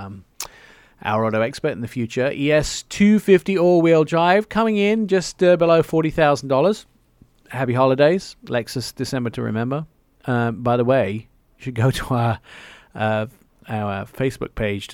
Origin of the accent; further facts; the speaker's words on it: England, United Kingdom; I'm English.